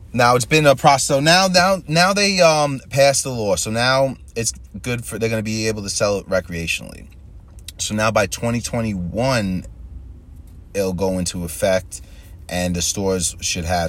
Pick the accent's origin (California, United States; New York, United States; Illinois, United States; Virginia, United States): New York, United States; Long Island; moved away as an adult; now in New Jersey, United States; I grew up on Long Island for the most part in a white white neighborhood